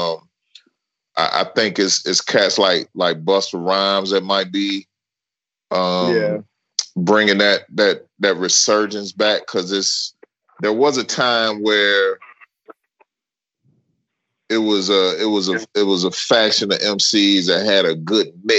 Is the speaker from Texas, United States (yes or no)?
no; Memphis, Tennessee, United States; I'm from Memphis